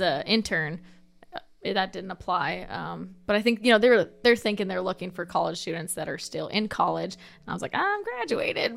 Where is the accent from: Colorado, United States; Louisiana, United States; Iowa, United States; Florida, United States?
Iowa, United States; Mahaska County; I was born and raised in Mahaska.